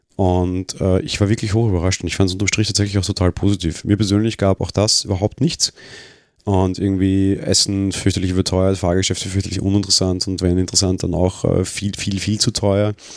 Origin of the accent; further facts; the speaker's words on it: Austria; als Österreicher